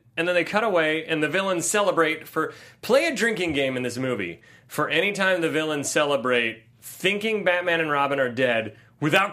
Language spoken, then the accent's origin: English; Ohio, United States; born or raised there; now in Los Angeles, United States